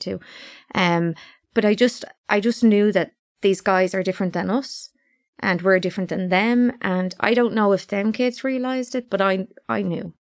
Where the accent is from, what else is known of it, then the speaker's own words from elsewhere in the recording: London, United Kingdom; now in Ireland; all were born in, in London